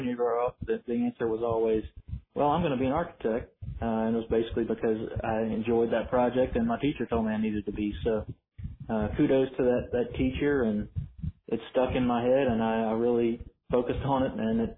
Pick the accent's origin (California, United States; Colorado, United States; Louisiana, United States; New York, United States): Louisiana, United States; Baton Rouge; I grew up in Baton Rouge